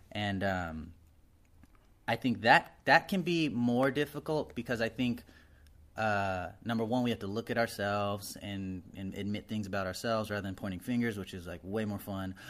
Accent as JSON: {"language": "English", "region": "Arizona", "country": "United States", "said": "I'm from Arizona, we're allowed to have basements"}